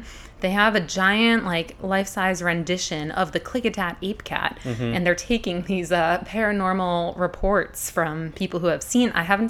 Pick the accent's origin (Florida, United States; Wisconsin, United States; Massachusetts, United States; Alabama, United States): Massachusetts, United States; moved away as an adult; also born or lived in Utah; now in Hood River, United States; My pronouns are she, her. I'm originally from the East Coast. I'm one of them New Englanders, Massachusetts, born and raised. Went out to Utah for a few years after college.